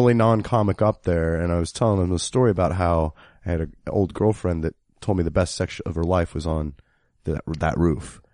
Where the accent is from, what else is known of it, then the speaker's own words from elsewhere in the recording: Kansas City, United States; I'm from Kansas City, which is right in the middle of it